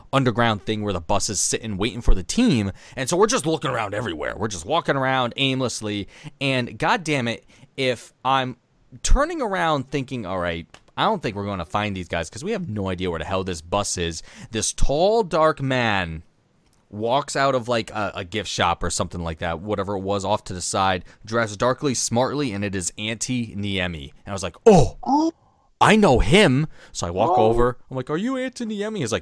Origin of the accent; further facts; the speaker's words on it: New York, United States; we're from New York